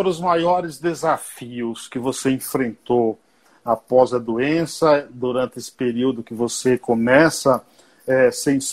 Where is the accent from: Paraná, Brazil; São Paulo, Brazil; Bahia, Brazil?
Bahia, Brazil; Que ir eu sou baiano, viu? Eu sou baiano. Não fala mal da Bahia